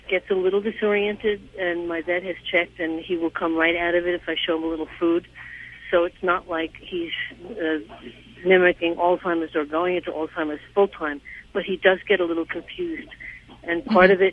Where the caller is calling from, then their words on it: New York City, New York, United States; I'm calling from New York City